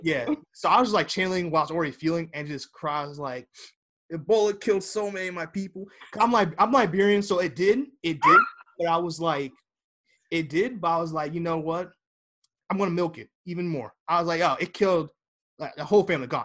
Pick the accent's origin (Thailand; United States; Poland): United States; I'm American